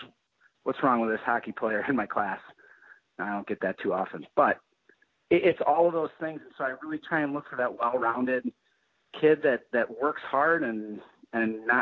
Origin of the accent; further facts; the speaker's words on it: Eau Claire, Wisconsin, United States; I grew up in Eau Claire and went to Eau Claire Memorial